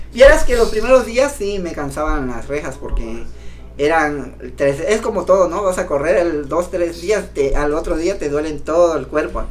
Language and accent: Spanish; Cintalapa, Chiapas, Mexico; de allá soy de, de Vista Hermosa, municipio de Cintalapa